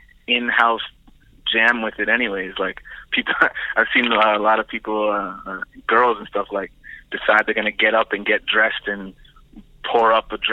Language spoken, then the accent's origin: English; Toronto, Ontario, Canada; our areas in Scarborough that, I came up